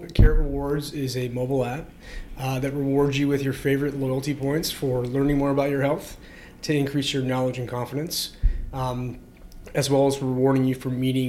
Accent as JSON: {"language": "English", "town": "Markham", "region": "Ontario", "country": "Canada", "tie": "born or raised there", "also_born_or_lived": "London / Singapore / Kuala Lumpur", "moved": "as an adult", "said": "I grew up in Markham, Ontario. Had a really idyllic upbringing."}